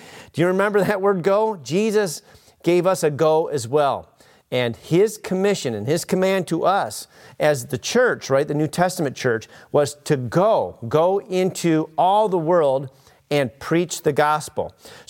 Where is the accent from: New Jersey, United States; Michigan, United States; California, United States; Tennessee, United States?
Michigan, United States; Clio; And I remember many times growing up in Clio, driving by, in that park after a huge rainstorm or multiple days of rain, and the whole place was flooded, right?